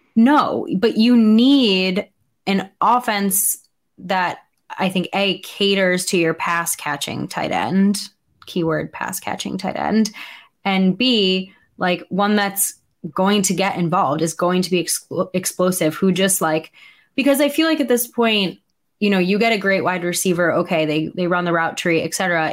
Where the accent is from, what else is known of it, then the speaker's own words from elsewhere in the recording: New York, United States; as a New Yorker